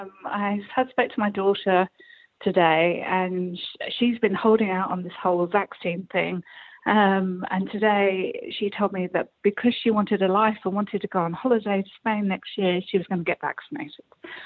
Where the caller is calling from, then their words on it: South East England, United Kingdom; I'm calling from Kent.